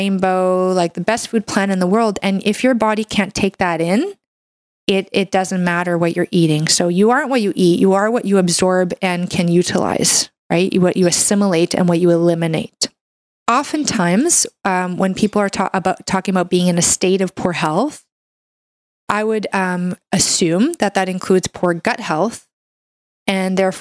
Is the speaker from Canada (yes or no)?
yes; Canada; I'm a Canadian medical doctor